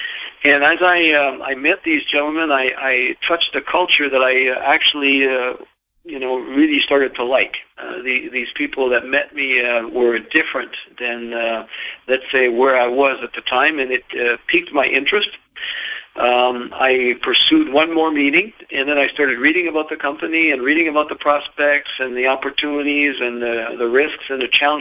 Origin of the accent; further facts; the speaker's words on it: Montreal, Quebec, Canada; moved away; being Canadian from Montreal